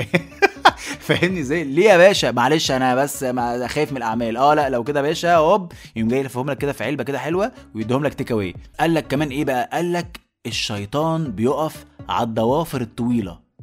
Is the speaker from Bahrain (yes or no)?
no; Egypt; اتخلقت في بيوتنا كمصريين وكعرب